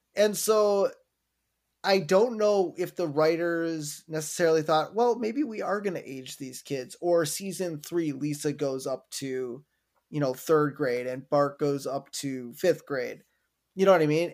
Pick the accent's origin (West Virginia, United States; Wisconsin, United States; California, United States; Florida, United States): Wisconsin, United States; growing up in Wisconsin